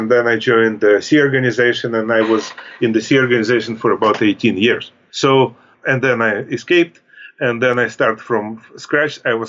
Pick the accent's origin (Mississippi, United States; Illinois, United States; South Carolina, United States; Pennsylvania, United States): Pennsylvania, United States; Pittsburgh; moved away as an adult; now in Hayward, United States; And that's how I came from Pittsburgh to California.